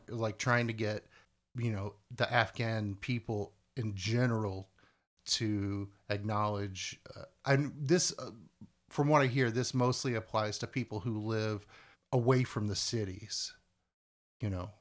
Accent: United States; we consider ourselves Americans, even if we're not necessarily super patriotic. I'm still, like, I'm an American

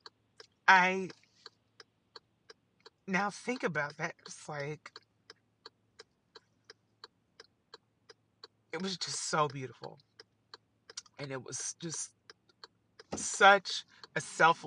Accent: Evansville, Indiana, United States; now in New York, United States; I'm from Evansville, Indiana

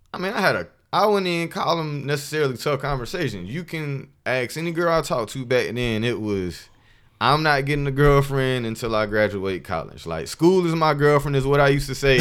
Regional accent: Columbus, Georgia, United States; I'm from Columbus, Georgia, by the way. Shout out to seven oh six.

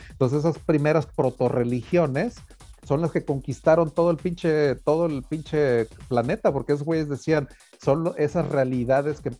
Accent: Spain; Y somos los españoles, pues a huevos, esta la horchata original.

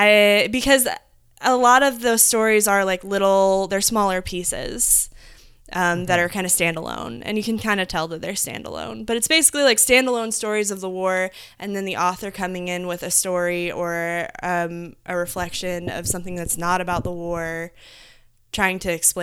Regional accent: Midwest, United States; So and as modern as we are, like growing up in the Midwest, like you still kind of feel like there's a certain thing that you get to do when you grow up

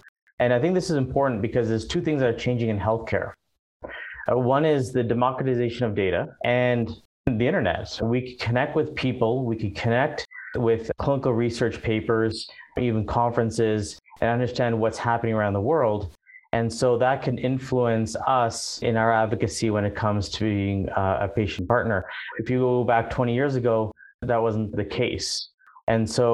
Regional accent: Ottawa, Ontario, Canada; also born or lived in overseas / Vancouver; now in Calgary, Canada; originally I'm from Ottawa, and then I lived overseas for quite a number of years before landing in Vancouver. And then from Vancouver, I moved to Calgary

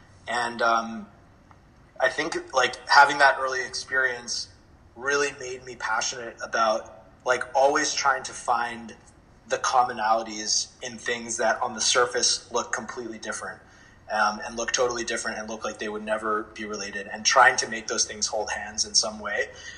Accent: China; also born or lived in Switzerland / United States; You know, I grew up, my parents are Indian, and I was born in America, but I grew up in China and Switzerland and a bunch of different countries, and I was always going to different international schools.

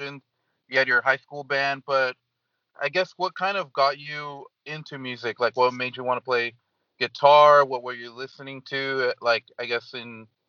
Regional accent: California, United States; I'm from California

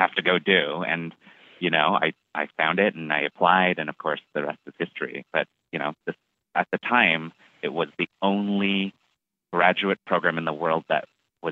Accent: Toronto, Ontario, Canada; moved away as an adult; also born or lived in Montreal; now in New York, United States; I am from Toronto.

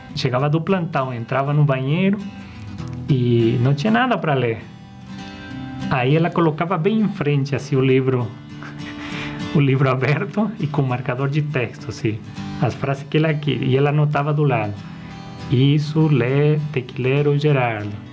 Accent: Bolivia; eu fui criado numa cidade na Bolívia bem pequena

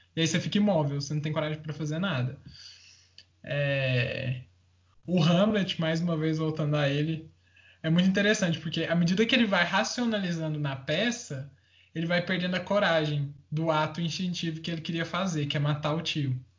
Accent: interior of Goiás, Brazil; eu sou do interior de Goiás

